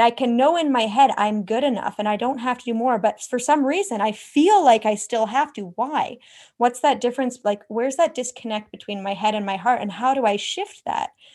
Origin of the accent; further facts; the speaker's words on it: Canada; I'm from Canada, so literally the other side of the world